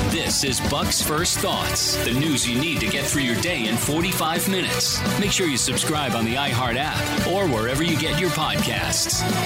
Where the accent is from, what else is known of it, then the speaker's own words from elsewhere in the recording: Texas, United States; the people of my home state of Texas